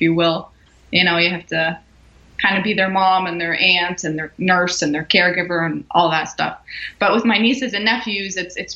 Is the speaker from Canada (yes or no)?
yes; Canada; moved away as an adult; now in Florida, United States; I was born and raised in Canada